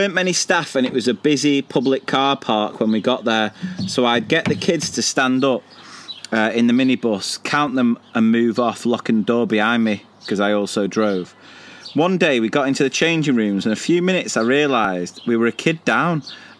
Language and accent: English; Carlisle, North West England, United Kingdom; born there; I was born in Carlisle, but I was made in the Loyal Navy.